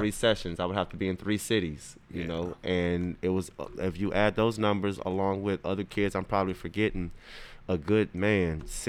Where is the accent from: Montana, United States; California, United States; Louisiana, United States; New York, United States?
Louisiana, United States; Crowley; we're in Crowley, Louisiana, you know, my hometown